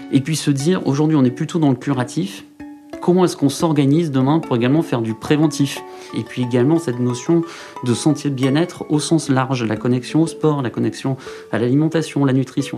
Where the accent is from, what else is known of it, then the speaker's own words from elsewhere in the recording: Saint-Paul-lès-Dax, Nouvelle-Aquitaine, France; Je suis originaire des Landes.